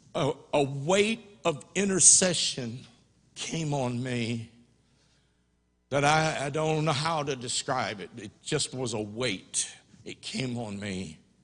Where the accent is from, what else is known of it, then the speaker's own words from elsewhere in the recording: United States; I was born in the United States